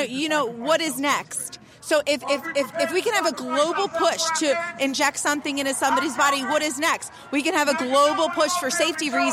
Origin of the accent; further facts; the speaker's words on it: Philadelphia, Pennsylvania, United States; now in Washington, D.C., United States; I came here in D.C. I'm local. Okay. Yeah. I'm from Philadelphia